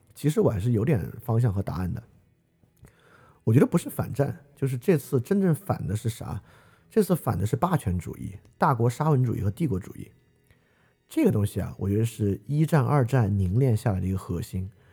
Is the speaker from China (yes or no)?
yes; China; 作为一个中国人